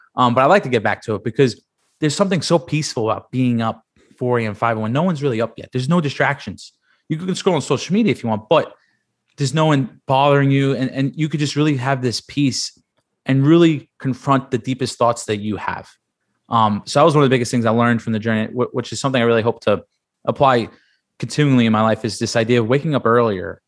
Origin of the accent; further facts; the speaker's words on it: New York City, New York, United States; moved away as an adult; also born or lived in Penn State; I grew up in Staten Island, New York